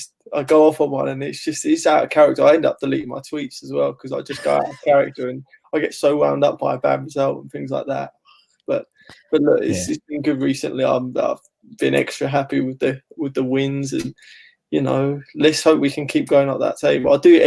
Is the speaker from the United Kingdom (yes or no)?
yes; Ilford, London, United Kingdom; me and my family, we grew up in Ilford. Obviously not far from Chadwell Heath.